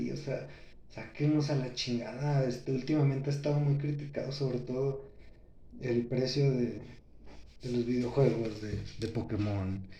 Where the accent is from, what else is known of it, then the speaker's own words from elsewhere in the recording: Mexico; Así somos los mexicanos, espero que sea un mal dicho que tenemos aquí en México.